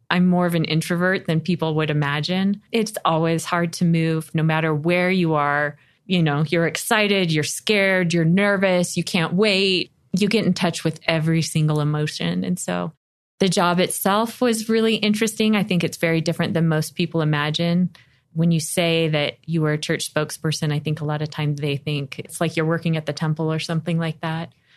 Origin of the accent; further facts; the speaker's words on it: Las Vegas, Nevada, United States; moved away as an adult; now in Buffalo, United States; I was from Las Vegas and I loved my crazy hometown.